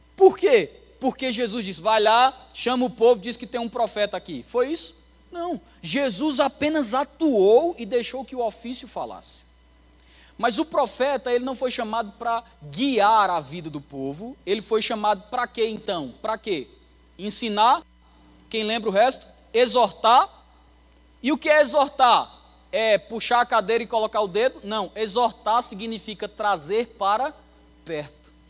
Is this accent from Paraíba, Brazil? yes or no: yes; Campina Grande, Paraíba, Brazil; moved away as an adult; now in Anápolis, Brazil; de onde eu venho, de Campina Grande